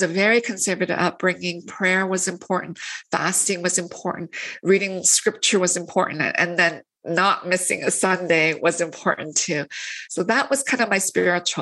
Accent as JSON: {"language": "English", "town": "London", "region": "Ontario", "country": "Canada", "tie": "born or raised there", "also_born_or_lived": "Korea / Toronto", "said": "we moved to London, Ontario, which is about 2.5 hours west of Toronto. So I kind of grew up in this small town"}